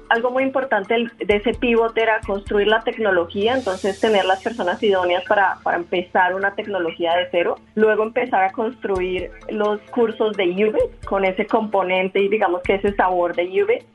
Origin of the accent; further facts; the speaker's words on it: Colombia; moved away as an adult; somos emprendedores colombianos en educación